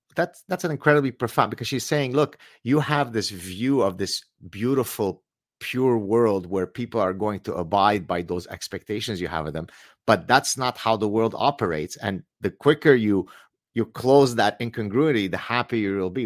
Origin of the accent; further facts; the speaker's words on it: Lebanon; now in Montreal, Canada; I come from the Middle East. We escaped Lebanon as Lebanese Jews.